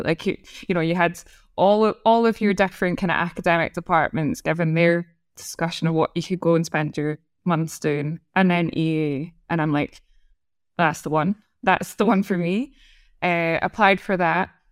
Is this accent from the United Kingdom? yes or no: yes; Scotland, United Kingdom; accent: Scottish; moved away; as a Scottish person